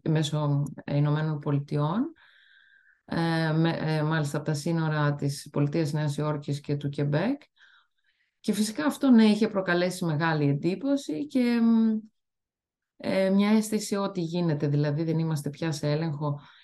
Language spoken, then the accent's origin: Greek; Greece; moved away as an adult; also born or lived in Italy; now in Canada